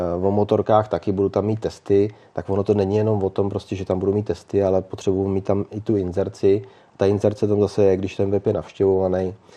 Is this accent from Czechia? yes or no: yes; Mnichovo Hradiště, Central Bohemian Region, Czechia; jsem prostě z Mnichova hradiště